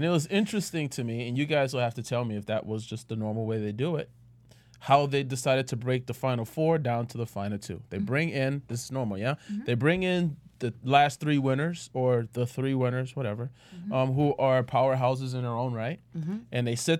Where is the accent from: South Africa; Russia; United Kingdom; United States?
United States; New Orleans, Louisiana; I'm from New Orleans. I'm from New Orleans, and in New Orleans, I have both sides.